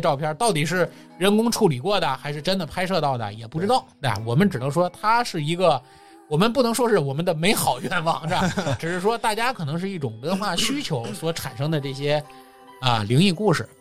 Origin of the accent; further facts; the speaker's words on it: China; 我们中国人是讲究单数的这么一个民族